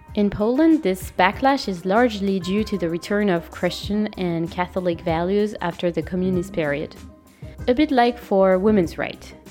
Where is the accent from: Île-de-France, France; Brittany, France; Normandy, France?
Île-de-France, France; Paris; English is a second language; I was born in Paris in September 1987. I am French and European.